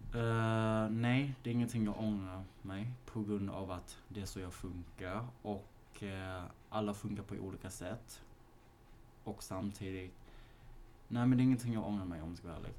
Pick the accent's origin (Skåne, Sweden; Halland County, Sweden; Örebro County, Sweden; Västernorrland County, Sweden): Skåne, Sweden; Malmö; moved away as an adult; now in Stockholm, Sweden; Vi är från Malmö